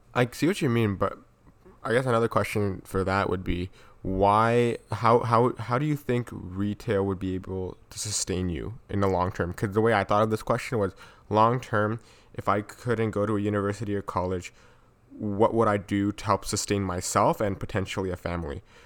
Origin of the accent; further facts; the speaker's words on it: Vaughan, Ontario, Canada; growing up in Vaughn, were the friendships and the connections I made, because Vaughn is a s-, safe city